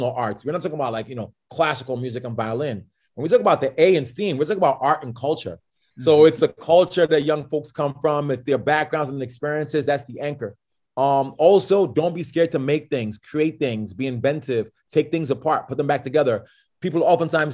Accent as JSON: {"language": "English", "region": "New York", "country": "United States", "said": "I'm a New Yorker"}